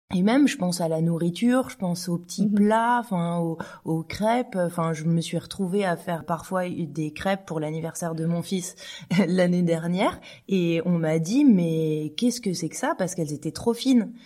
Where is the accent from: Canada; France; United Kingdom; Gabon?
France; now in Switzerland; je suis française